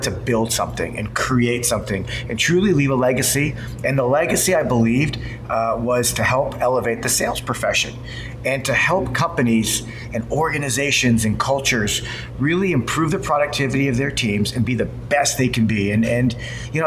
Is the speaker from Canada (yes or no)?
yes; Toronto, Ontario, Canada; moved away as an adult; now in Silicon Valley, United States; I'm from Toronto